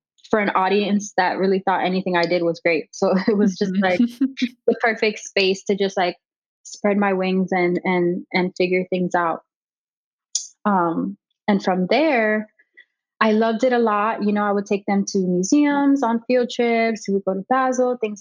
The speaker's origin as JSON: {"language": "English", "town": "Miami", "region": "Florida", "country": "United States", "tie": "born or raised there", "said": "Born and raised in Miami. I've lived here my whole life."}